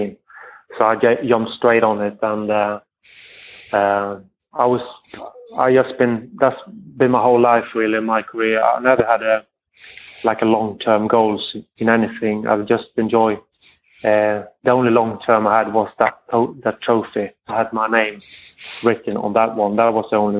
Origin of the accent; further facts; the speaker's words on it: Sweden; moved away as an adult; also born or lived in France / England; I grew up with it in Sweden